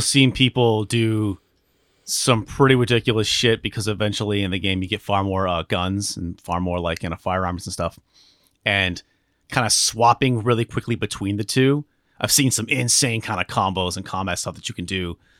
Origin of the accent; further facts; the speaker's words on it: Alaska, United States; moved away; I grew up in Alaska